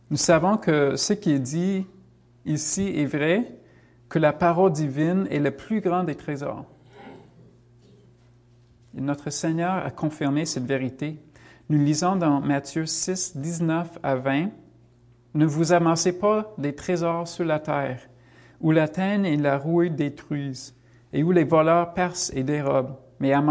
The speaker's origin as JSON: {"language": "French", "country": "United States", "second_language": "French", "said": "Moi, je viens des États-Unis, ça l'est encore plus, je pense."}